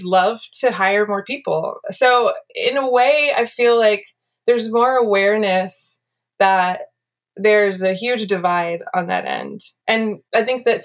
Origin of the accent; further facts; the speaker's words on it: the Bay Area, California, United States; growing up in the Bay Area